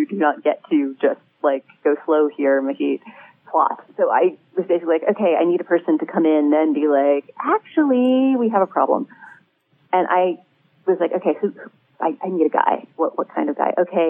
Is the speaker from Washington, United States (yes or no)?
no; New York City, New York, United States; born there; also born or lived in Turkey / Canada / Sweden; I'm Jewish. I was born in New York City. I've lived in a lot of places. And I think of myself as an American